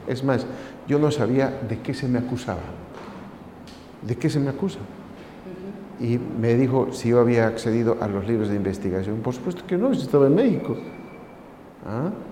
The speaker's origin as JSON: {"language": "Spanish", "country": "Bolivia", "moved": "yes"}